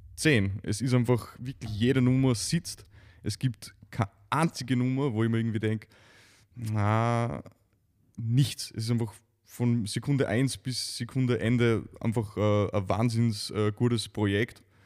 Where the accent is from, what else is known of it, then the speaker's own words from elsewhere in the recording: Neumarkt am Wallersee, Salzburg, Austria; ich aus einer Gegend komme, in, in, in, am Salzburger Lande